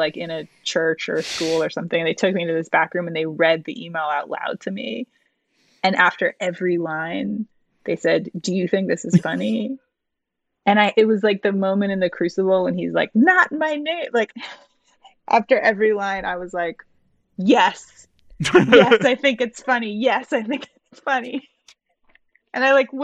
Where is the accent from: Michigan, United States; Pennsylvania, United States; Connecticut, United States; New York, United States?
Michigan, United States; I'm from Michigan